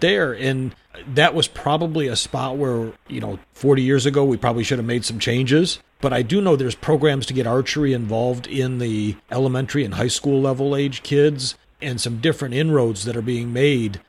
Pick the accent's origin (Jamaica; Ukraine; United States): United States; Michigan; when I was a kid growing up I grew up in Michigan